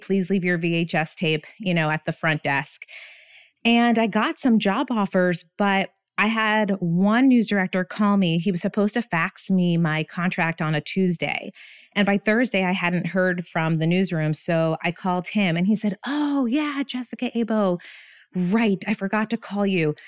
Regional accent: Bethlehem, Pennsylvania, United States; moved away as an adult; also born or lived in Burlington, Vermont; I ended up getting my first job in my hometown. I'm from Bethlehem, Pennsylvania

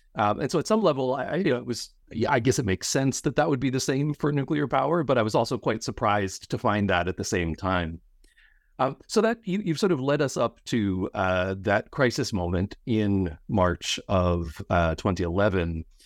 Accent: Pennsylvania, United States; I grew up in Pennsylvania, the site of what's sometimes considered the world's first nuclear disaster, Three Mile Island

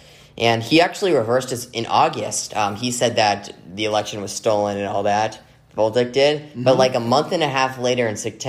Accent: Arizona, United States; my home state of Arizona.

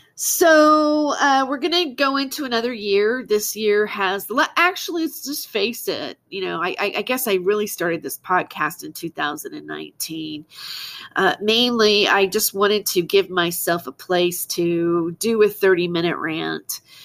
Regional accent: Fresno, California, United States; I grew up in Fresno, California, and I graduated from Clovis West High School.

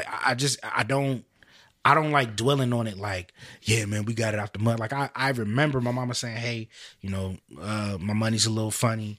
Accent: Clayton County, Georgia, United States; I grew up in Clayton County.

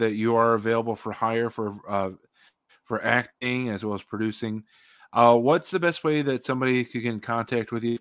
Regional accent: Virginia, United States; also born or lived in Chicago, Illinois; now in Joliet, United States; I was born here, raised in Virginia, but moved back here about 9 years ago.

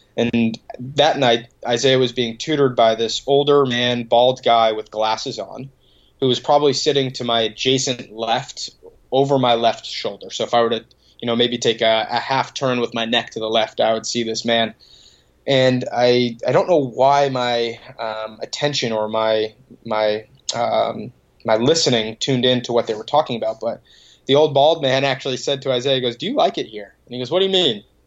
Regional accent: Boston, Massachusetts, United States; grew up a couple minutes outside the city and uh, went to school in Boston, and now living right in the middle of the city

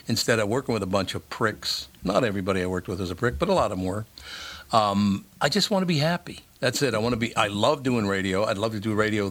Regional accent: Minneapolis, Minnesota, United States; I grew up a Democrat in North Minneapolis

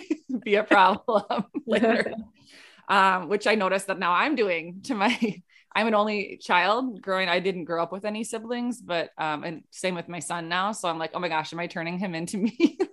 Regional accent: Rochester, Minnesota, United States; yeah, I'm from Minnesota, so I live in Minnesota, Rochester, Minnesota

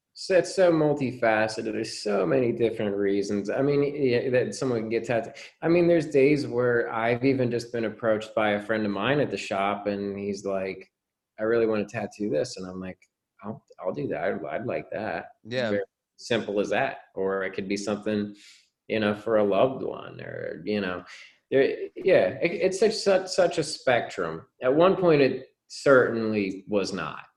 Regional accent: New Jersey, United States; I grew up in New Jersey

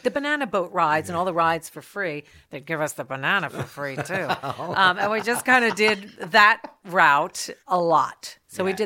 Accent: South Plainfield, New Jersey, United States; moved away; I grew up in South Plainfield

